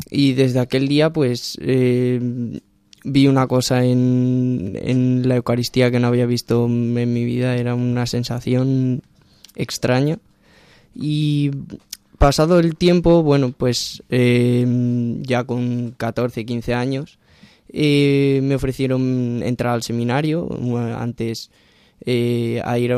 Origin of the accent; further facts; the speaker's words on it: Ciudad Rodrigo, Castile and León, Spain; Bueno, soy de un pequeño pueblo de Salamanca, de Ciudad Rodrigo, eh, pegado a la frontera con Portugal.